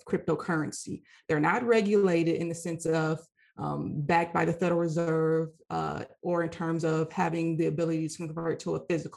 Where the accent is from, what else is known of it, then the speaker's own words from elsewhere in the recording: Michigan, United States; moved away as an adult; now in Washington, D.C., United States; I'm originally from Michigan, and I went to University of Michigan